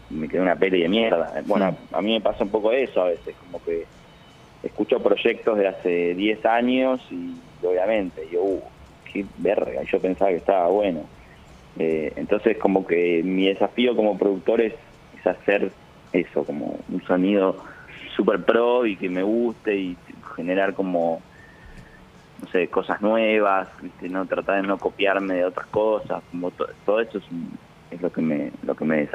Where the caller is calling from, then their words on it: Buenos Aires, Argentina; de Caballito, Buenos Aires. Quería pedir el tema